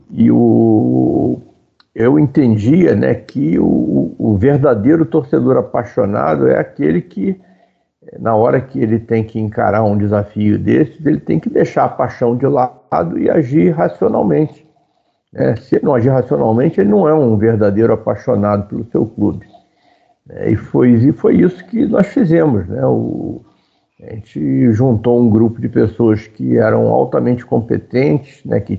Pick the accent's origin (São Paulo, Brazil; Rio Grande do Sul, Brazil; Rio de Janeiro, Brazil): Rio de Janeiro, Brazil; Nós fomos criados na Tijuca, né? E depois eu fui morar na Barra